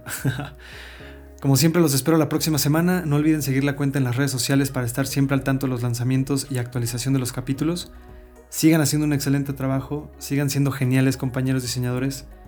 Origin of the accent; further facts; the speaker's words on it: Mexico; un hijo de chilenos que tuvo una educación mexicana normal